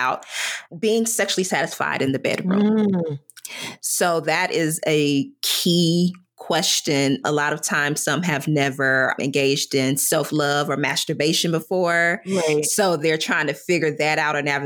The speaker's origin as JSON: {"language": "English", "region": "the South", "country": "United States", "tie": "born or raised there", "said": "I grew up in the South"}